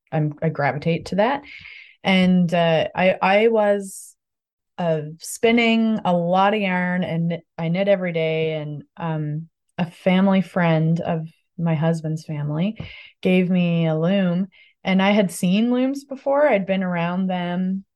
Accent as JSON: {"language": "English", "area": "Codroy Valley", "region": "Newfoundland and Labrador", "country": "Canada", "said": "I am from Guadalisque or Caudray Valley."}